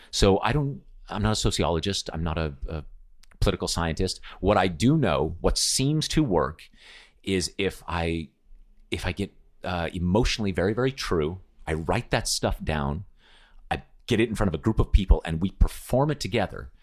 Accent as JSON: {"language": "English", "country": "United States", "tie": "born or raised there", "moved": "as an adult", "said": "being born American."}